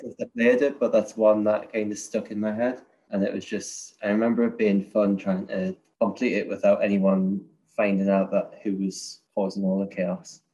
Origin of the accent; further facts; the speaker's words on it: Newcastle upon Tyne, North East England, United Kingdom; also born or lived in Edinburgh, Scotland; I'm from a place called Newcastle